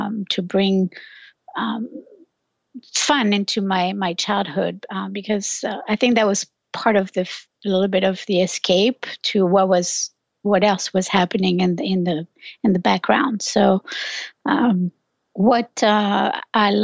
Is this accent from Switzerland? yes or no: no; France; now in United States; I'm originally from France, in a small village. I grew up in a small village.